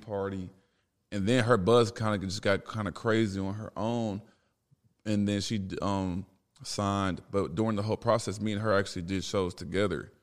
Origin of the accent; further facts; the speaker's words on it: Dallas, Texas, United States; moved away as an adult; also born or lived in Chicago, Illinois; now in Los Angeles, United States; I moved to Dallas from Chicago in, like, fifth grade